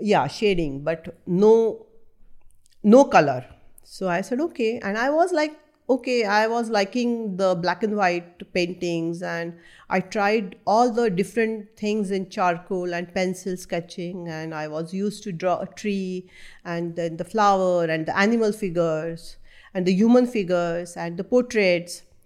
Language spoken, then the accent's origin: English; North India, India; first language Marathi; English is a second language; moved away; I'm from North India